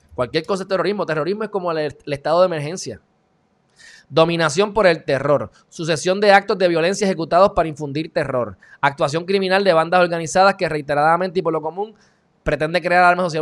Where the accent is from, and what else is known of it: Puerto Rico